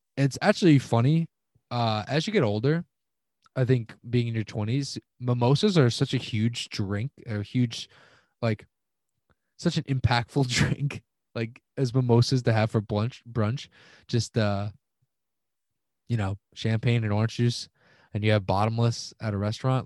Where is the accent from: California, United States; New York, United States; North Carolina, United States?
New York, United States; Long Island; I'm from Long Island